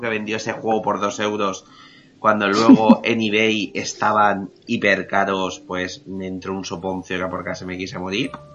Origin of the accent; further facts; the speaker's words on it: Spain; por ser español